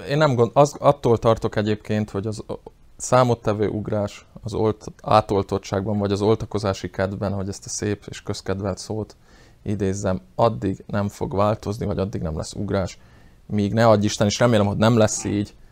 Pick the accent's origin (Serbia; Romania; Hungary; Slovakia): Slovakia; felvidéki magyarok vagyunk, és nem szlovákiai